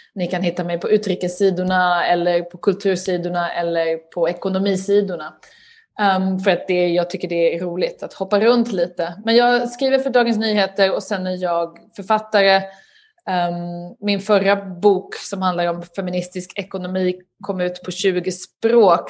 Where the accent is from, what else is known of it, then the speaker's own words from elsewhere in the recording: Lund, Skåne, Sweden; moved away as an adult; also born or lived in Uppsala / Stockholm; now in United Kingdom; Jag är uppvuxen i Lund pluggade i Uppsala och bodde sen i Stockholm i ett antal år innan jag flyttade till eh, Storbritannien